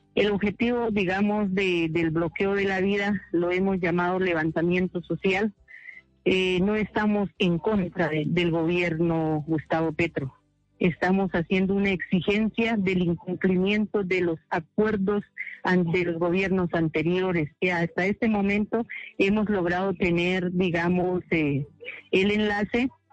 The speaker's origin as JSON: {"language": "Spanish", "country": "Colombia", "said": "nosotros como pueblo colombiano"}